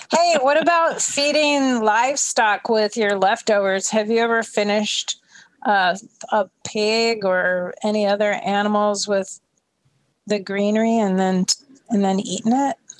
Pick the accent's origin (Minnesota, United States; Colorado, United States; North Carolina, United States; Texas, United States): Minnesota, United States; moved away; I grew up in Minnesota